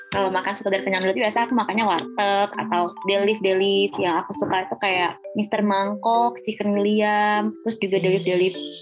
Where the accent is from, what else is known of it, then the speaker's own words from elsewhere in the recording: Sumatra, Indonesia; moved away as an adult; now in Bandung, Indonesia; aku dari Sumatera